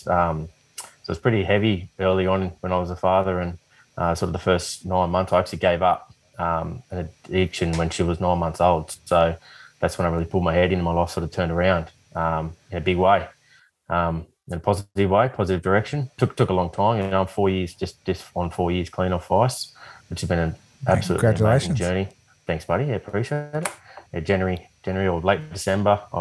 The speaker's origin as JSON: {"language": "English", "town": "Port Macquarie", "region": "New South Wales", "country": "Australia", "said": "I'm from Port Macquarie."}